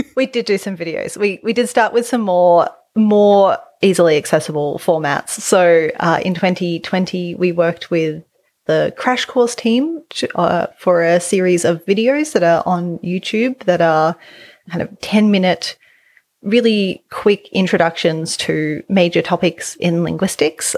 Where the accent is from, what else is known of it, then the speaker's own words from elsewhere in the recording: Australia; accent: Australian English; as an Australian English speaker, I don't have R's at the end of words